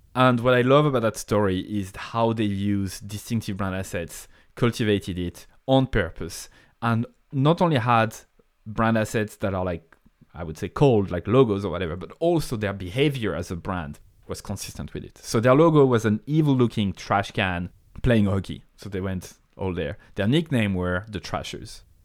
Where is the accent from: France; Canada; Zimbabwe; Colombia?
France; accent: French; English is a second language; moved away as an adult; now in Ireland; I have a French accent. I come from France